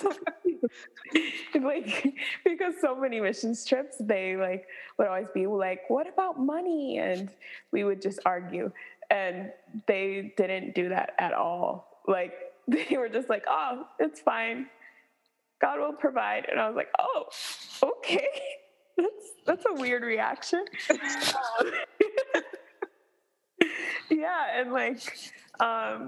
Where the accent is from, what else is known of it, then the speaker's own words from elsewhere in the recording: Michigan, United States; also born or lived in Florida; now in Toowoomba, Australia; I grew up in Michigan